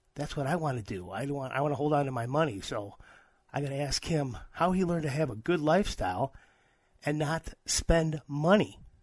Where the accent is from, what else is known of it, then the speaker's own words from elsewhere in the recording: Midwest, United States; I'm from the Midwest